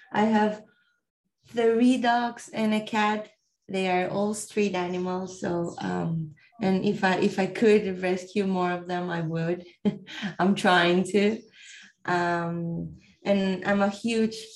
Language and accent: English; Colombia; I'm from Colombia.